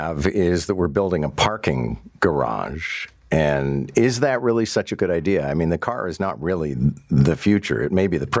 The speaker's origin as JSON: {"language": "English", "town": "Montreal", "region": "Quebec", "country": "Canada", "tie": "born or raised there", "moved": "yes", "said": "I mean, I grew up in Montreal, but I'd come and visit my grandmother"}